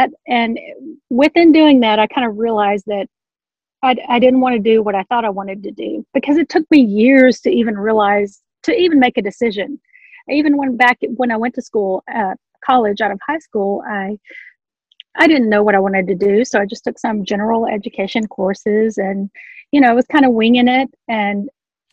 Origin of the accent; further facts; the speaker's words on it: Memphis, Tennessee, United States; moved away as an adult; now in Tulsa, United States; I'm originally from Memphis, Tennessee, now live in Oklahoma near Tulsa